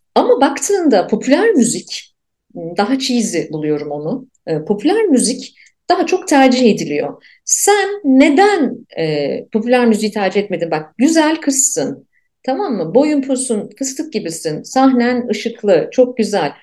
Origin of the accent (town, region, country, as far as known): Ankara, Turkey; born or raised there